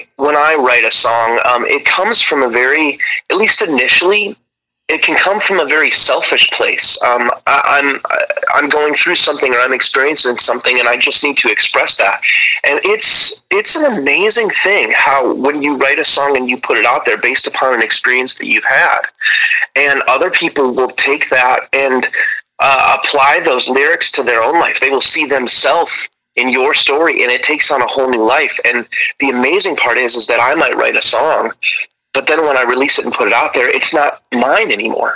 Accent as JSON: {"language": "English", "town": "Rockford", "region": "Illinois", "country": "United States", "tie": "born or raised there", "said": "I grew up in Rockford, Illinois"}